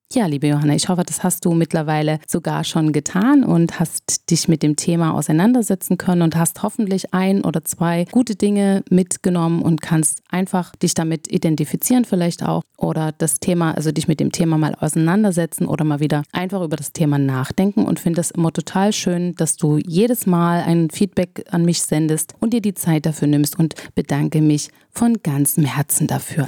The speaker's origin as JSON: {"language": "German", "country": "Germany", "said": "bei uns in Deutschland"}